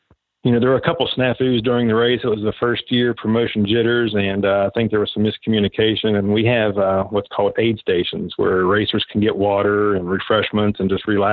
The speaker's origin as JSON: {"language": "English", "town": "Monongah", "region": "West Virginia", "country": "United States", "tie": "born or raised there", "also_born_or_lived": "Richmond, Virginia / Washington, D.C.", "moved": "as an adult", "said": "I grew up in West Virginia, grew up here in Monongah."}